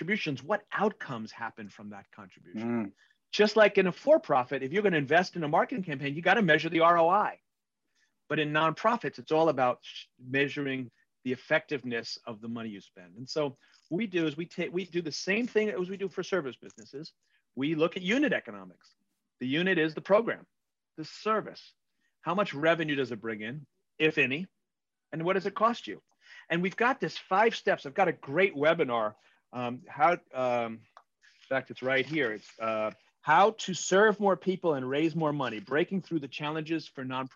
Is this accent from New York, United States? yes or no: yes; New York City, New York, United States; I'm an Irish Catholic from Queens